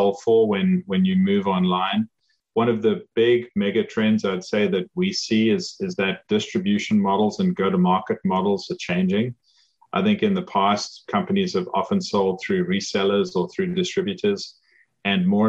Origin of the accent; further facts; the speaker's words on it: South Africa; moved away as an adult; now in United States; as you can probably tell from my accent, I didn't grow up in the US. I grew up in South Africa